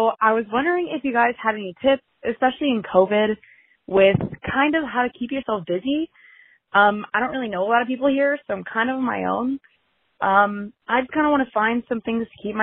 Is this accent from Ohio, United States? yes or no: yes; Ohio, United States; moved away as an adult; now in Washington, D.C., United States; I'm from Ohio, but I'm currently living in Washington, D.C.